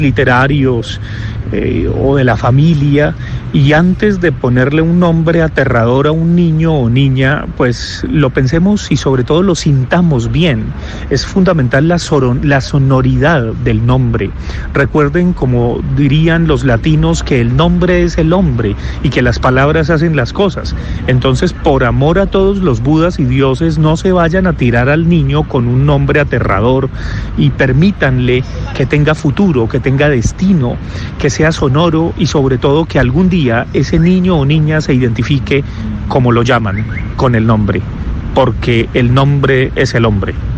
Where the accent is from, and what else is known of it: Colombia